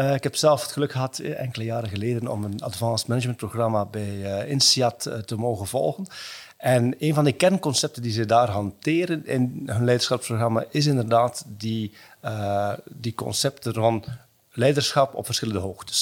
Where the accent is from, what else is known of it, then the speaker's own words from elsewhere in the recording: Belgium; also born or lived in Hong Kong; als Belg, als West-Europeaan